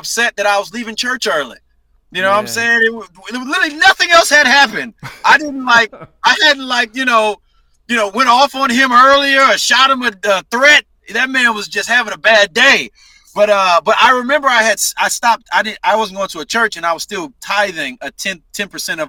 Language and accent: English; St. Petersburg, Florida, United States; also born or lived in Tampa, Florida; I was born in St. Petersburg